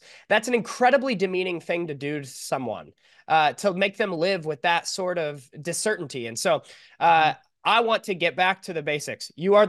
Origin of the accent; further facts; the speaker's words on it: California, United States; I'm from California.